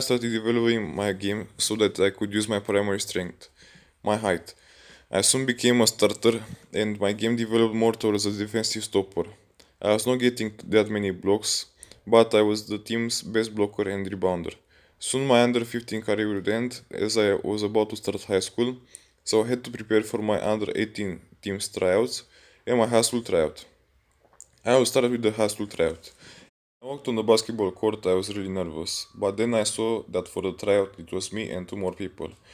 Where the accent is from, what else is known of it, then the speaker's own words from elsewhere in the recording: Pitești, Argeș, Romania; I'm from Pitești, România, a small town near Bucharest.